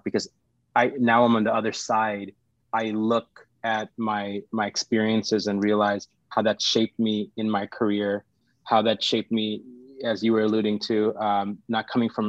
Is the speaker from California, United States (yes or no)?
yes; Los Angeles, California, United States; also born or lived in Sri Lanka / India; growing up in California, it's going to LAUSD, which is our high school district